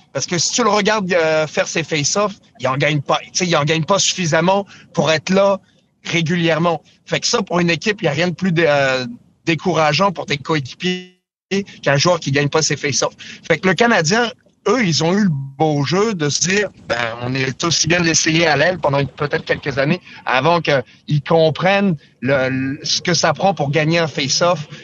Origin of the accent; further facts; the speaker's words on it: France; moved away; quand j'ai grandi en Europe, j'étais en France